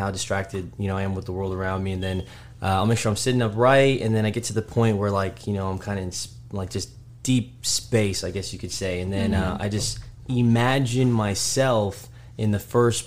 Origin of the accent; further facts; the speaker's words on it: Dallas, Texas, United States; I was born and raised in Dallas